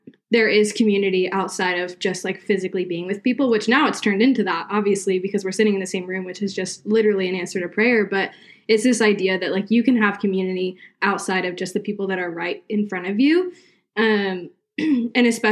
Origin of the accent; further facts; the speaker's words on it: South Carolina, United States; now in Virginia, United States; I grew up in South Carolina, but now I live in Virginia.